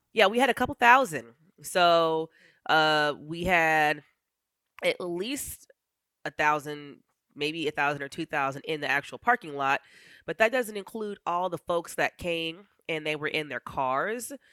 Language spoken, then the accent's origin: English; Eagle River, Alaska, United States; I was raised in Eagle River